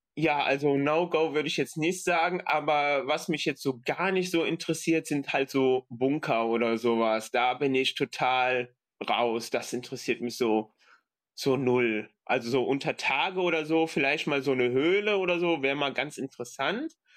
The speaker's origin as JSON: {"language": "German", "town": "Aachen", "region": "North Rhine-Westphalia", "country": "Germany", "said": "ich komme aus Aachen"}